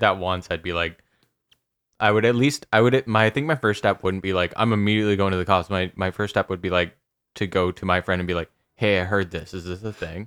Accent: Canada; I'm Canadian, I swear to God, I'm Canadian

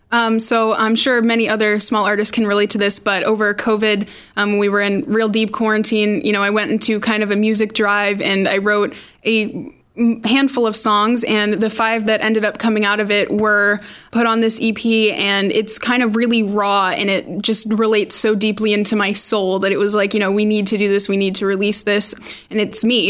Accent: Randolph, Massachusetts, United States; I'm 16. I'm from Randolph, Massachusetts.

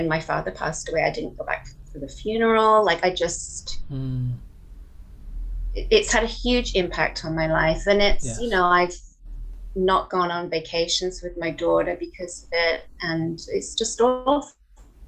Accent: England, United Kingdom; moved away as an adult; now in Canada; We stayed for 6 months, went back to England, and then I came back out here a couple of years later

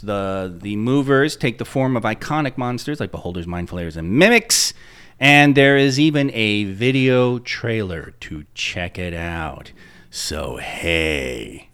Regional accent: Patchogue, New York, United States; moved away; visiting my hometown the one time I did in the '80s after we had moved

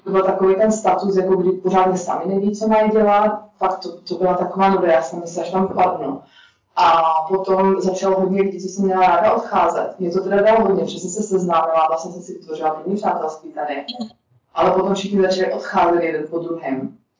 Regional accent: Czechia; moved away as an adult; also born or lived in Prague / Budapest; jsem Čech

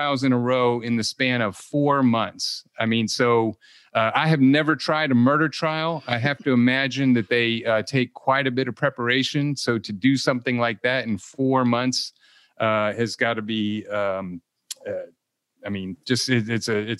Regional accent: Ohio, United States; moved away; I'm originally from Ohio, so I'm not too far away.

